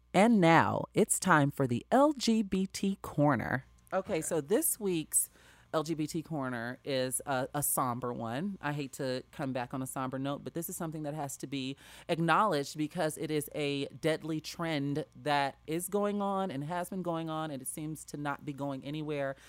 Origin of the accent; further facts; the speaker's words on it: Chicago, Illinois, United States; my hometown of Chicago, Illinois